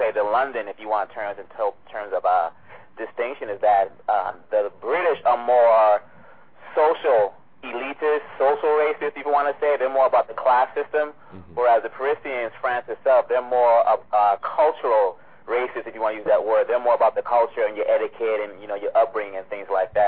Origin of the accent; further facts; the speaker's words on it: Kinshasa, DR Congo; also born or lived in Belgium; now in United States; Born in Kinshasa. I was born in Kinshasa